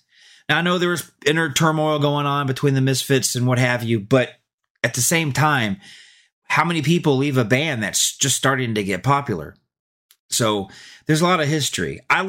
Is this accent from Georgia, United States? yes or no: yes; Kennesaw, Georgia, United States; I grew up in Georgia, Kennesaw, Georgia. And back in the 80s, we didn't have a lot of access to this stuff.